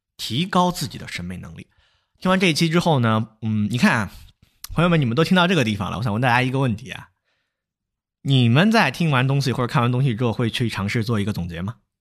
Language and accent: Chinese; China; 我们中国人